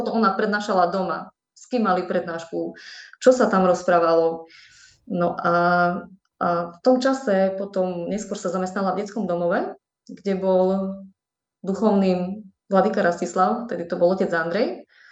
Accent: Medzilaborce, Prešov Region, Slovakia; moved away as an adult; also born or lived in Humenné; Potom sa odsťahovali rodičia do Medzilaboriec. No a v som strávila celé svoje detstvo

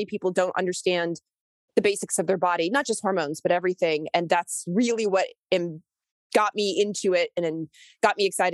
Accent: Kentucky, United States; moved away; I grew up in Kentucky. I wasn't born there, but I was raised there for a number of years.

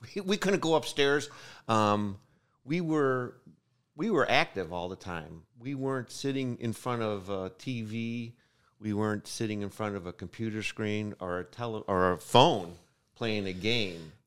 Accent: United States; I was born in America

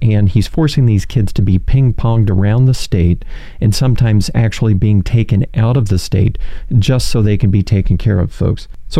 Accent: West Palm Beach, Florida, United States; WPTV Channel 5 out of West Palm Beach, my hometown television station.

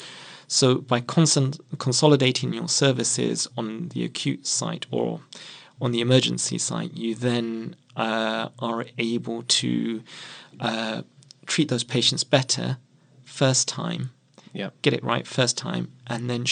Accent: London, United Kingdom; I actually was born and brought up in Merton

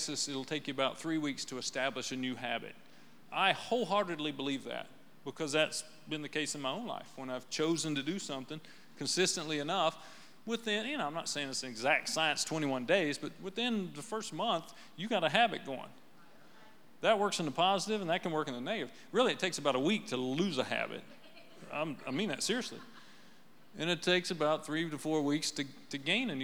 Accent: right outside of Nashville, Tennessee, United States; Well, we're from right outside of Nashville.

